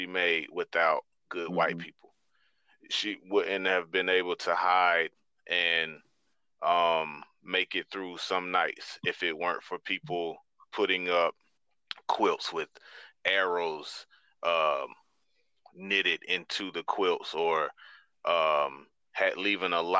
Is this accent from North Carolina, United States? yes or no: yes; High Point, North Carolina, United States; moved away; I'm from High Point